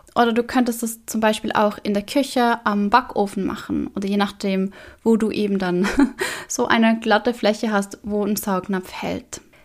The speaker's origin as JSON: {"language": "German", "country": "Switzerland", "said": "bei uns in der Schweiz"}